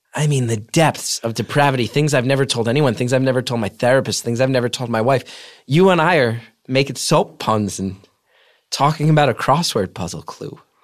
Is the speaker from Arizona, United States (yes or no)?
no; New Jersey, United States; I'm this guy from Jersey